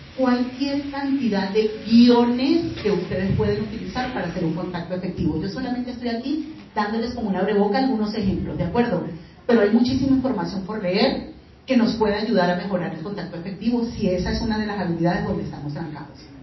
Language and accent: Spanish; Venezuela; moved away; soy venezolana